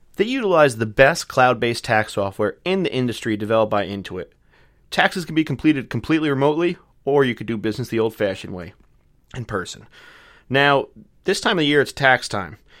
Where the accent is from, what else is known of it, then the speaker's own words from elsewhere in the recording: North Rockland, downstate New York, United States; accent: Long Island or city accent; now in Plattsburgh, United States; I'm originally from downstate New York, so North Rockland.